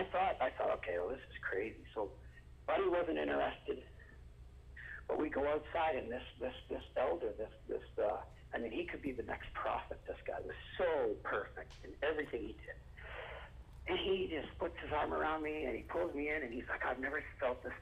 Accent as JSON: {"language": "English", "country": "Canada", "said": "I'm from Canada."}